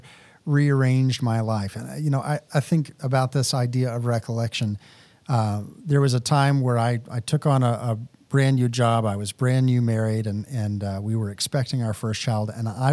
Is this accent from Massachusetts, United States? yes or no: no; Texas, United States; moved away; I'm personally very much affected by the cold because I grew up in Texas.